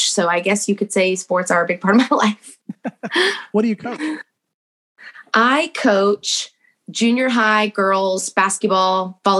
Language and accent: English; Texas, United States; It's like, man, I'm from Texas and I can't root against those Cowboys.